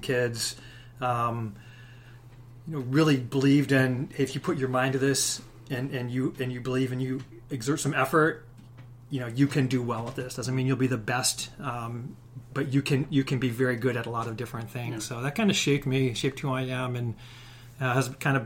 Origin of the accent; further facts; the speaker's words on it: Chicago, Illinois, United States; also born or lived in Michigan; started out living on the south side of Chicago during a time, you know, in the 70s